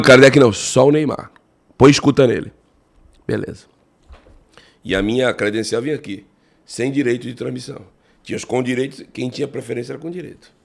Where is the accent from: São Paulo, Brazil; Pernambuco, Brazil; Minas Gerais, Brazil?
São Paulo, Brazil; Cubatão; como eu sou da Baixada Santista, eu morava em Cubatão, Jardim Casqueiro, Cubatão